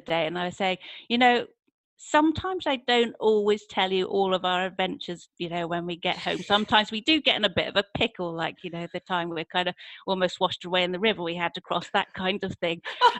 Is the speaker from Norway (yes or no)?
no; Wales, United Kingdom; My accent's been through a few changes, I think. Well, I mean, my parents are English, and they moved there when I was four, but I don't really remember anything before that. But now I think I had a bit of a rural accent when I was growing up